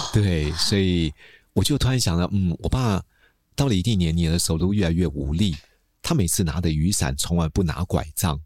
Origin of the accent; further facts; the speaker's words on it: Taipei, Taiwan; 我们老家在七年公园对面嘛